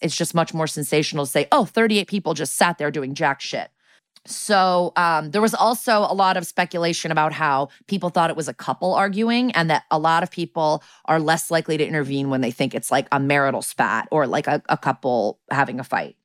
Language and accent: English; New Canaan, Connecticut, United States; they moved the family out to my hometown, which is New Canaan, Connecticut